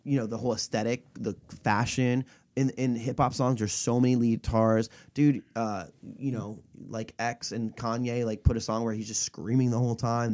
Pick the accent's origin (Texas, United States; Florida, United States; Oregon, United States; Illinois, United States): Florida, United States; my hometown in Florida